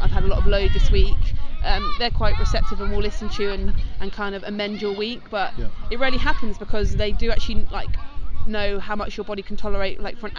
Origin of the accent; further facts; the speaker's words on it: Alderholt, South West England, United Kingdom; I was born and bred in Alderholt, which is down the road from Ellen and Ringwood